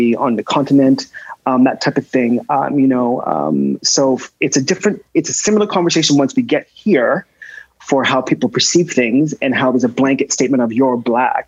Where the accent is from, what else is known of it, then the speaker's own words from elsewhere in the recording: Nova Scotia, Canada; I have really great memories of growing up in Nova Scotia.